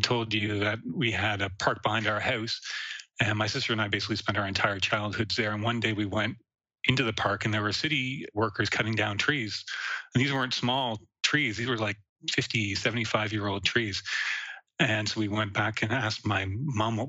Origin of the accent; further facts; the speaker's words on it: Halifax, Nova Scotia, Canada; moved away; also born or lived in Montreal, Quebec; I was born in Montreal, but spent most of my childhood in Halifax, Nova Scotia, so on the Atlantic coast, in a part of Halifax, which used to be its own independent city called Dartmouth